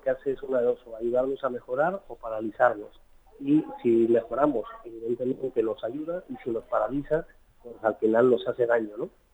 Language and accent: Spanish; Mexico; moved away as an adult; now in Spain; soy mexicano, soy de abuelos emigrantes, este, que emigraron a México, y luego yo decidí hacer la vuelta al revés. Hace veintitrés años me vine a vivir a España